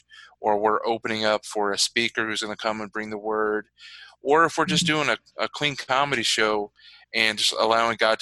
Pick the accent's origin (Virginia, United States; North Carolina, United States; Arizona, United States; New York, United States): Virginia, United States; also born or lived in Chicago, Illinois; my story really starts in Virginia. I grew up down south. I was born in Chicago, but my family moved when I was young